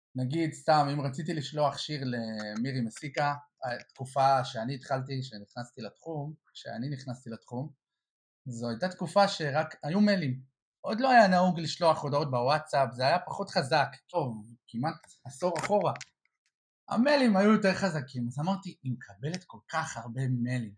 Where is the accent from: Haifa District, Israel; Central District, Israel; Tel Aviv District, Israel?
Central District, Israel; Or Yehuda; גדלתי באור יהודה